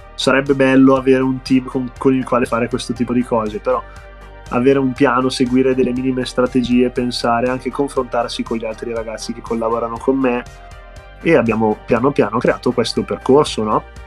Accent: Bergamo, Lombardy, Italy; accent: Bergamasque; siamo della scena bergamasca, insomma, come su, suppongo si sentirà anche dall'accento

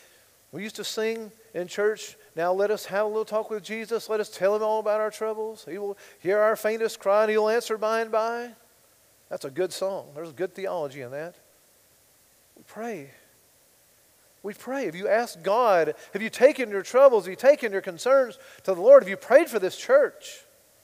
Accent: United States; I'm an American

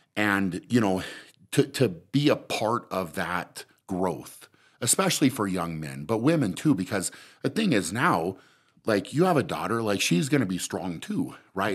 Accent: Fort Lupton, Colorado, United States; I grew up in Fort Lupton

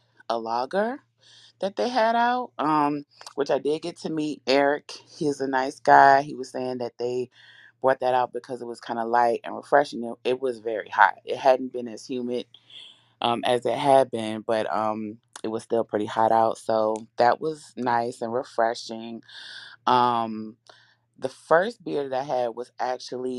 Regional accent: Richmond, Virginia, United States; now in Alexandria, United States; I live in Alexandria, but I'm from Richmond.

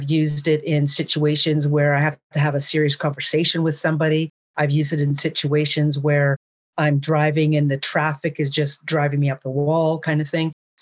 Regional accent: Jasper, Alberta, Canada; also born or lived in Hinton, Alberta; I was literally born and raised in Jasper National Park, Alberta, Canada

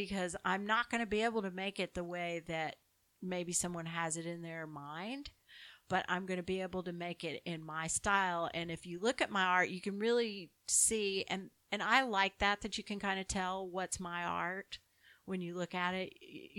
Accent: Southern Germany, Germany; English is a second language; Born and bred, Southern Germany.

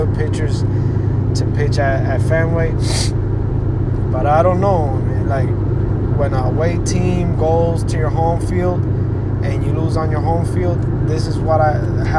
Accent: Puerto Rico; English is a second language; I'm from Puerto Rico

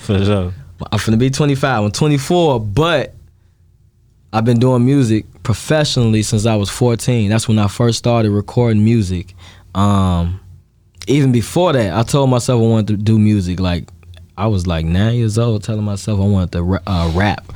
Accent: Chicago, Illinois, United States; I grew up in Gage Park, so it's split in half between the uh, the Hispanics and the Black people.

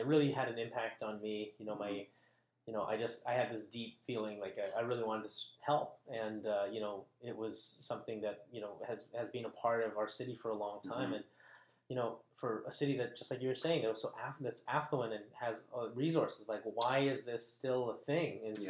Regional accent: Vancouver, British Columbia, Canada; also born or lived in Richmond; I was born and raised. My first time I moved out, it was in Richmond, but I was born and raised in Vancouver.

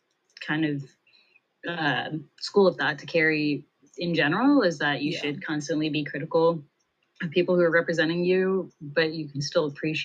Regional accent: United States; as Indian Americans. So yeah, it's definitely very confusing being an Indian American

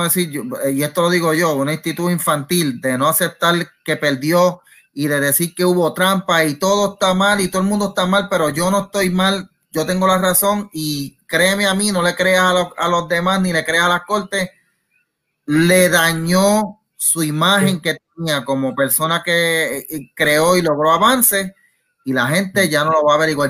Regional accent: Puerto Rico; somos, en caso de nosotros, somos puertorriqueños

